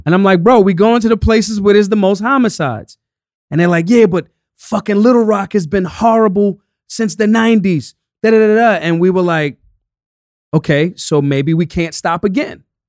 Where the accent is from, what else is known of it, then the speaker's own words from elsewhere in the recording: United States; I'm American